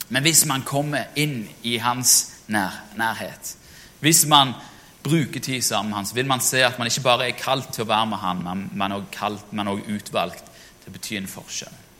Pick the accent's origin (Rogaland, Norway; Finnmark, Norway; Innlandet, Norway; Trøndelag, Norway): Rogaland, Norway; Jørpeland; moved away; jeg var i min gamle menighet hjemme på Jørpeland